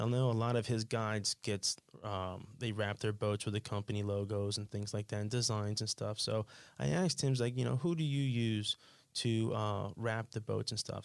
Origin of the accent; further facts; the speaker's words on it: Sunrise, Florida, United States; I grew up in Sunrise